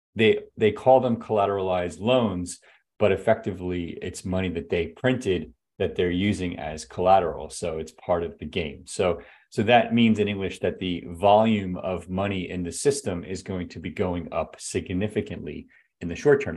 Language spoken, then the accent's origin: English; United States; as an American taxpayer